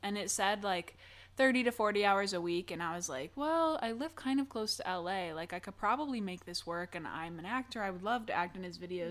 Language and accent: English; Michigan, United States; moved away as an adult; now in Los Angeles, United States; I am originally from Michigan, and so I moved here in August of twenty twenty